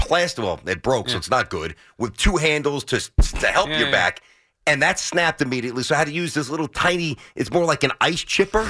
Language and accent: English; New York City, New York, United States; growing up in Brooklyn